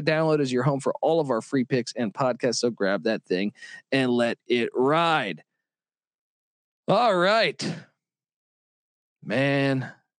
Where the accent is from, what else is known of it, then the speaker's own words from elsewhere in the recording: Washington, District of Columbia, United States; I remember I grew up in Washington, D.C.